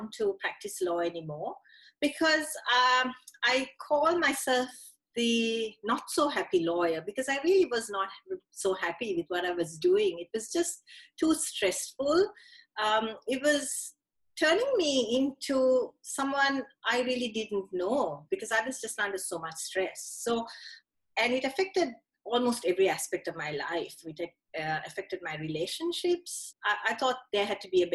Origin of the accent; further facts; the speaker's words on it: Sri Lanka; moved away as an adult; now in Australia; I grew up in Sri Lanka, so went to university there, went to high school there as well, and moved to Australia in 2003 with a young family.